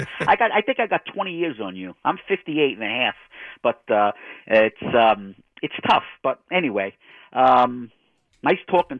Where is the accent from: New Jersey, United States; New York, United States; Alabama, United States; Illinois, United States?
New Jersey, United States; Jersey City; We're from Jersey City, Cowboys, Devils fans.